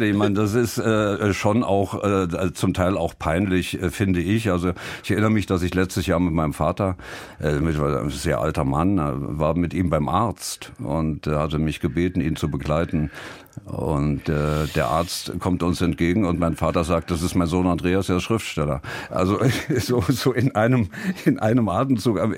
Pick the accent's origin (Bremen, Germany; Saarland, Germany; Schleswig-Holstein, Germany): Saarland, Germany; Ich war drei, drei Monate alt, als wir ins Saarland kamen. Meine Mutter ist äh, gebürtige Saarländerin, ich, ich, glaube in der sechsten oder siebten Generation. Ähm, und ähm, Insofern bezeichne ich mich als Saarländer, natürlich.